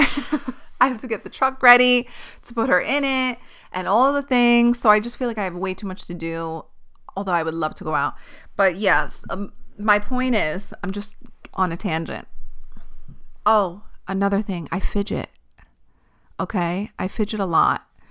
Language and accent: English; New York City, New York, United States; I'm from Staten Island